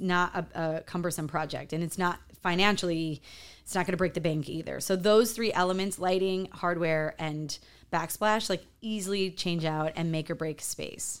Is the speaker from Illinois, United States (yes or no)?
yes; Chicago, Illinois, United States; moved away as an adult; also born or lived in New York City; now in Miami, United States; I'm from Chicago, gr-, gr-, grew up in a farm town, and then moved to New York City, back to Chicago, now in Miami